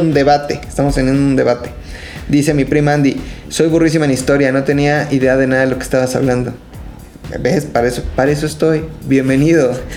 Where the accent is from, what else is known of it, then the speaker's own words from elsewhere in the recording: Mexico; somos resultado de todo eso y somos resultado de el México moderno